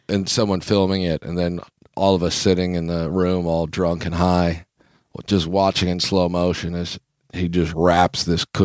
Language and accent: English; Kansas, United States; Growing up in Kansas... I've seen people put ranch dressing on literally everything.